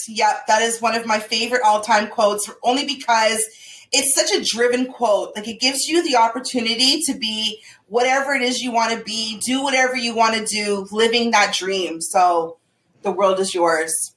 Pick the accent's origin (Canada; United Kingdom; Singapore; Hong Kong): Canada; Toronto, Ontario; I'm from Toronto